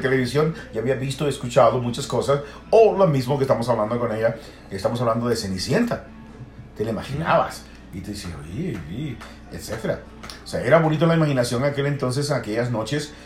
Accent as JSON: {"language": "Spanish", "country": "El Salvador", "said": "yo soy salvadoreño"}